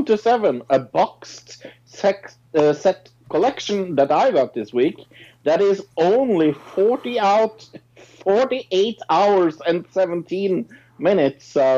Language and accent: English; Lillehammer, Innlandet, Norway; My hometown cinema, Lillehammer Cinema